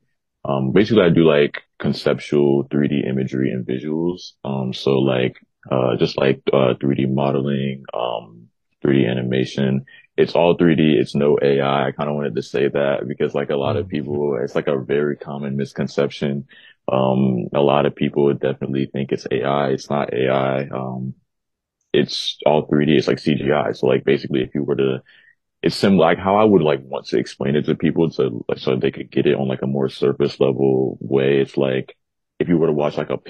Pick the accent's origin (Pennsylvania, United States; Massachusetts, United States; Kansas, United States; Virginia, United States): Virginia, United States; Virginia Beach; I'm from Virginia Beach, Virginia. I grew up here. I've been here all my life.